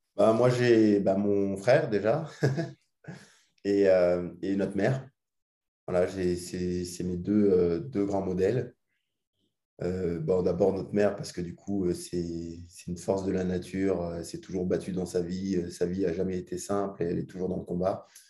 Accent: Alsace, Grand Est, France; moved away; c'est aussi pour ça qu'on rentre en Alsace, parce qu'on est parti il y a très longtemps, il y a, il y a 15 ans maintenant à peu près. Ça fait 15 ans qu'on est parti d'Alsace

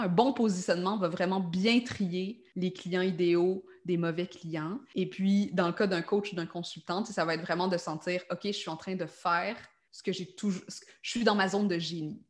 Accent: Quebec, Canada; accent: Québécois; also born or lived in Montreal; Par mon accent, vous avez hein? peut-être compris que je suis québécoise, donc j'habite à Montréal.

